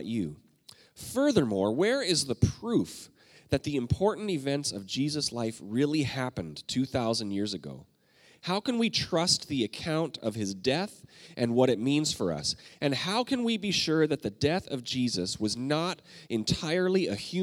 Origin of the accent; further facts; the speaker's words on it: Canada; I'm Canadian